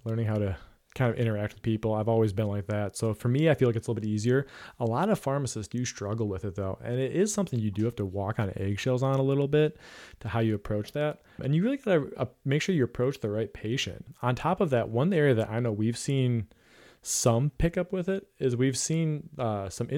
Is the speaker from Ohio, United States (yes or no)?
yes; Ohio, United States; we're both from Ohio